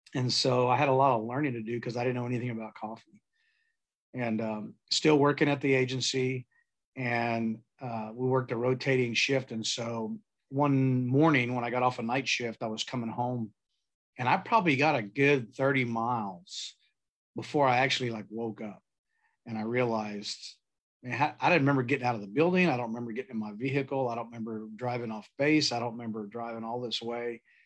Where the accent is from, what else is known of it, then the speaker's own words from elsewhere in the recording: San Antonio, Texas, United States; I was born and raised in San Antonio